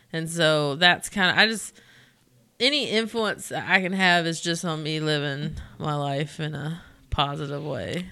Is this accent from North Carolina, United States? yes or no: yes; Belmont, North Carolina, United States; I'm from Belmont s, near here